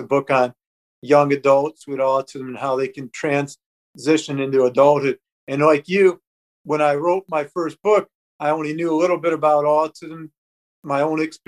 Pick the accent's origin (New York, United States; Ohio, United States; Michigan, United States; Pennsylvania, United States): Michigan, United States; also born or lived in Tulsa, Oklahoma; I grew up in Michigan